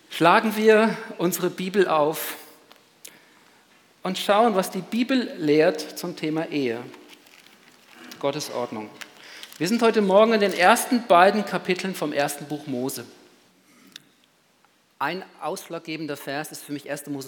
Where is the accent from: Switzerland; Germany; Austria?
Switzerland; Bei uns in der Schweiz ist es wahrscheinlich ist es eindeutig und dann kommt es auch zur Abstimmung, eben anders als im großen Kanton, unserer Nachbarn.